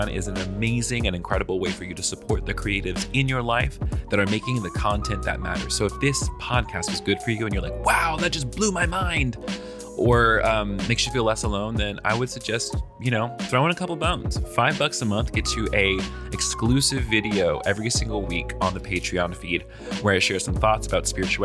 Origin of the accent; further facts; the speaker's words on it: the South, United States; I'm from the South